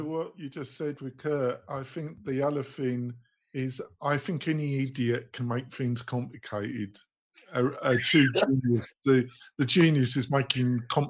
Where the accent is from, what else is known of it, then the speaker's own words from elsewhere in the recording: England, United Kingdom; moved away as an adult; now in United States; So obviously I'm a bit English, been living in America quite a while now, but I always see myself as English really.